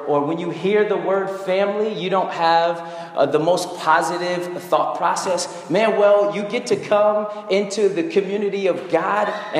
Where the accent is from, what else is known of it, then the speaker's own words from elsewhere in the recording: Brooklyn, New York, United States; It's also good to be back in Brooklyn. I'm a Brooklyn native